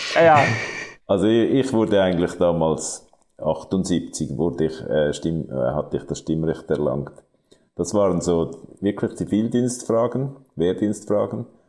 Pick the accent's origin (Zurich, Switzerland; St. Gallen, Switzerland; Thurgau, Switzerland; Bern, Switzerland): Zurich, Switzerland; ich bin im Kanton Zürich aufgewachsen